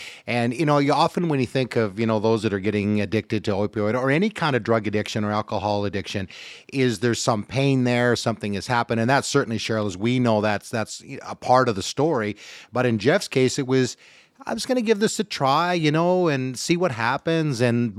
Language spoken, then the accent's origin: English; Coquitlam, British Columbia, Canada; Coquitlam, BC, which is my hometown.